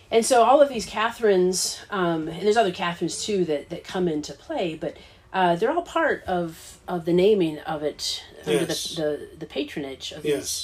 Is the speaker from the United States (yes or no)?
yes; Midwest, United States; accent: Midwestern; my Midwestern accent